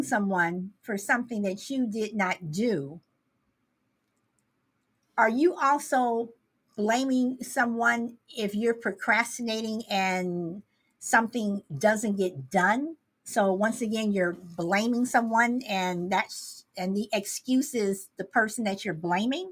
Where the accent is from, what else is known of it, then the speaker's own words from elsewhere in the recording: Midwest, United States; moved away; also born or lived in Southern California; even though I lived in Southern California, I grew up in the Midwest